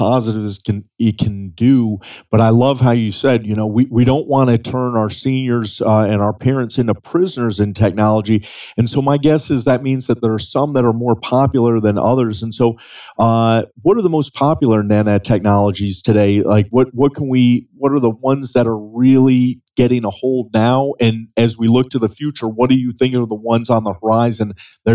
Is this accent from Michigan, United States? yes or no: yes; Michigan, United States; moved away as an adult; now in Tennessee, United States; I was born and raised in Michigan. I lived in the same home for 18 years, and now here I am in Tennessee